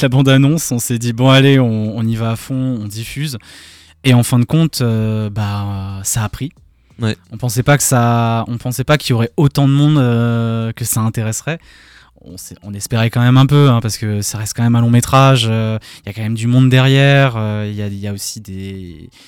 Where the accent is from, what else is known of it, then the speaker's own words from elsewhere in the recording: Alsace, Grand Est, France; Quand on est alsacien